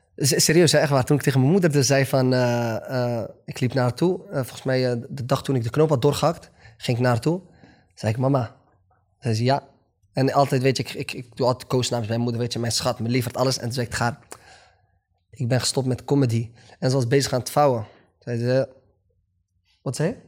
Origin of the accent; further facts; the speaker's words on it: Netherlands; also born or lived in Morocco; Kijk, ik ben een Marokkaan. Ik ben Nederlander